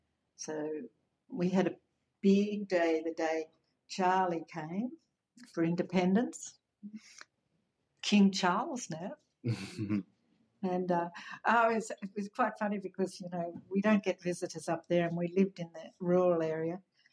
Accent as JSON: {"language": "English", "country": "Papua New Guinea", "tie": "born or raised there", "lives_now": "Australia", "said": "I always say I grew up in Papua New Guinea. It was really an amazing place to live and learn about a new culture, a different culture. So when I came back to Australia, it kind of after 18 years or so"}